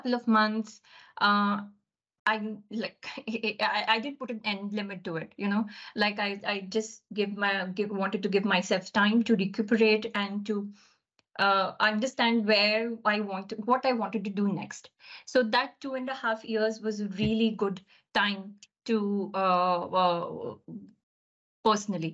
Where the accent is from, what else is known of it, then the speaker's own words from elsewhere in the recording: India; moved away as an adult; now in United Kingdom; So growing up, my early life has been living across different cities in India. I'm basically from India